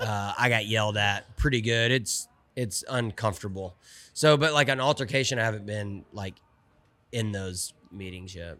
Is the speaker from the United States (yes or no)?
yes; Olive Branch, Mississippi, United States; I'm from Olive Branch, Mississippi, right south of Memphis.